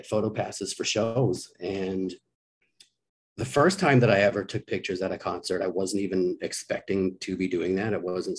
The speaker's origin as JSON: {"language": "English", "town": "Victoria", "region": "British Columbia", "country": "Canada", "tie": "born or raised there", "said": "a community college where I grew up in Victoria, BC"}